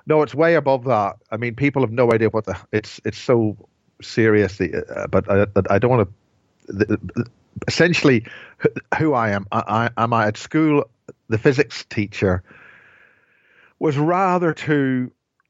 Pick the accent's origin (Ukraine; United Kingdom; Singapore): United Kingdom; Northern Ireland; I'm from Northern Ireland